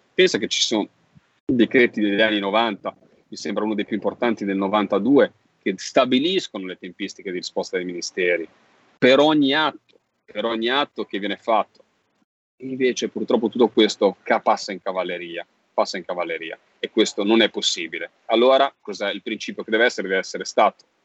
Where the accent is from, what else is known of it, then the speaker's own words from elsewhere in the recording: Genoa, Liguria, Italy; accent: Genoese; da senese, che sono a Genova